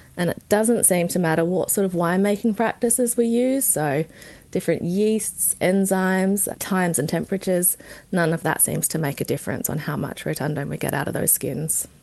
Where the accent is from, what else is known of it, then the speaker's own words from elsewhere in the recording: Barossa, South Australia, Australia; I grew up in the Barossa, born and bred